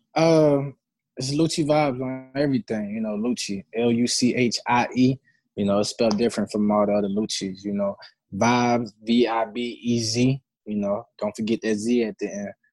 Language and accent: English; Decatur, Georgia, United States; I'm from the Decatur, Georgia